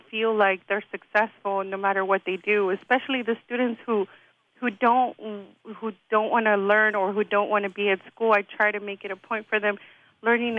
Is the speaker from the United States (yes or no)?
yes; Inglewood, California, United States; I grew up in Inglewood, and I went to Inglewood Unified School District